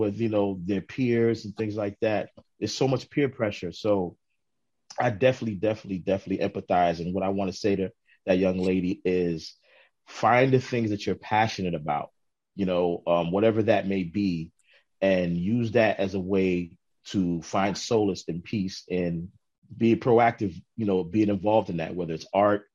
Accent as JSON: {"language": "English", "town": "New York City", "region": "New York", "country": "United States", "tie": "born or raised there", "also_born_or_lived": "Harlem, New York / Brooklyn, New York", "said": "I grew up in Queens, and in my teenage years, I was very, very introverted."}